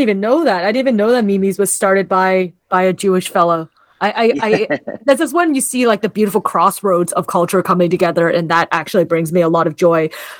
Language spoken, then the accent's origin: English; Canada; I'm Canadian born, but my parents immigrated to Canada in the 70s.